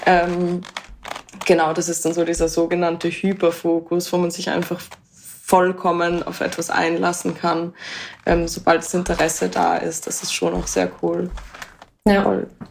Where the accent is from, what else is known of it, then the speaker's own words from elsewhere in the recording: Vienna, Austria; und ich komme aus Wien